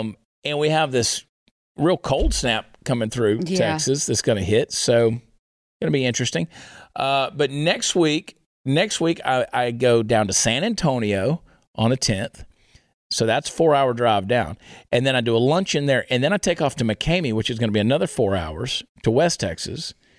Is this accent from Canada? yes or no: yes; Canada; I still identify as a Canadian trucker.